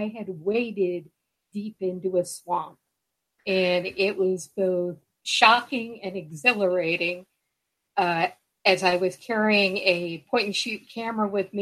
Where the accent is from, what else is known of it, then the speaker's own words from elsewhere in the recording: Appalachian Mountains in New Jersey, United States; I grew up in the Appalachian Mountains in New Jersey, very close to the Appalachian Trail